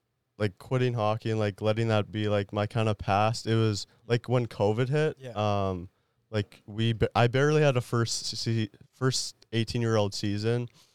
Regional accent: France; born there; I was born in France.

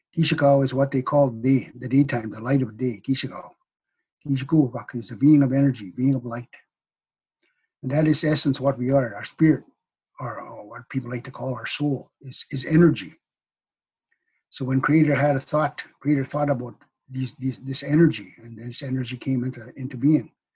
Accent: Cree nation, northern Manitoba, Canada; i come from the Pasqua cree nation northern manitoba of course i am uh, Hineño cree

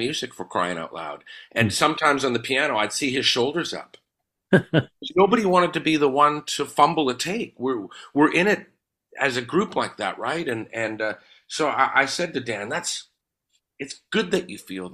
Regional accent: Winnipeg, Manitoba, Canada; Growing up in Charleswood

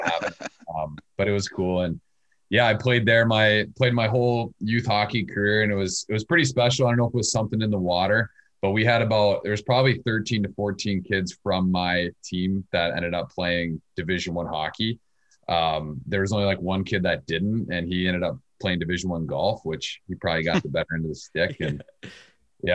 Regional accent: Glendale, Arizona, United States; moved away as an adult; now in Minnesota, United States; I grew up in Phoenix, West Phoenix, Glendale to be exact

